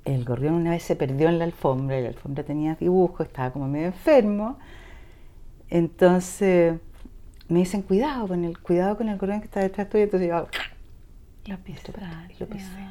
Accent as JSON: {"language": "Spanish", "country": "Chile", "said": "somos chilenos, absolutamente chilenos"}